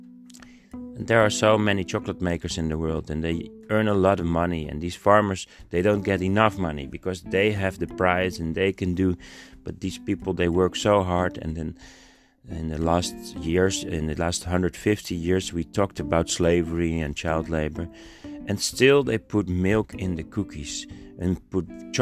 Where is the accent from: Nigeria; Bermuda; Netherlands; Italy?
Netherlands; I'm from the Netherlands and we're in Europe